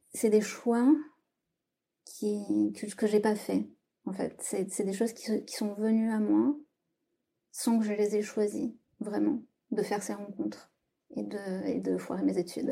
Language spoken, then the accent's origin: French; south-west France, France; moved away as an adult; now in Paris, France; Je vis à Paris depuis une dizaine d'années et je viens du sud-ouest de la France.